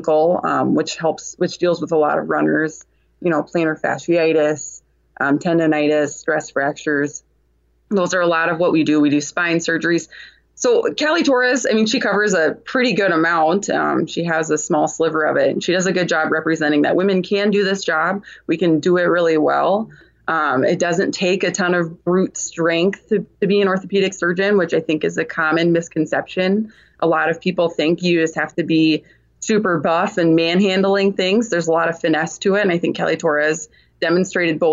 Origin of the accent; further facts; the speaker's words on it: Sioux Falls, South Dakota, United States; I'm from Sioux Falls, South Dakota